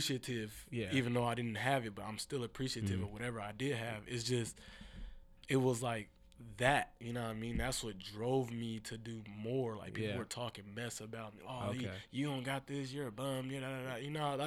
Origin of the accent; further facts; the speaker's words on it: Seattle, Washington, United States; I grew up in the Central District area in Seattle